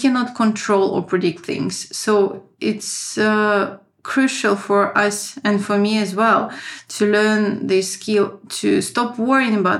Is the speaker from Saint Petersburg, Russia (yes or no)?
yes; Saint Petersburg, Russia; moved away as an adult; also born or lived in France / Moscow, Russia; now in Finland; I was born in St. Petersburg. I had my first education in business in St. Petersburg